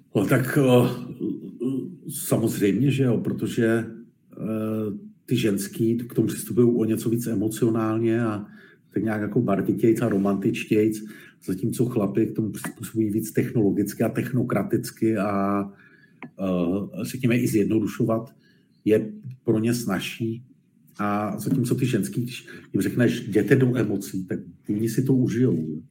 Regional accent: Czechia; also born or lived in Germany / Poland; my na tom samozřejmě nejsme, nebo bohužel nejsme moc šťastně jako Češi v té retorice

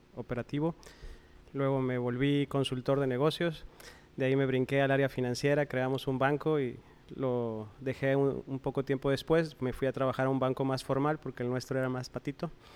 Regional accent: Coahuila, Mexico; now in Monterrey, Mexico; soy originario de Coahuila

